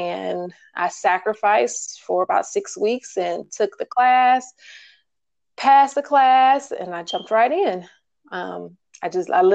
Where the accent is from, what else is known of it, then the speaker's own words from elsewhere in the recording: Milwaukee, Wisconsin, United States; moved away as an adult; now in Atlanta, United States; I'm originally from Milwaukee, but I left Milwaukee and moved to Georgia about 12 or 13 years ago.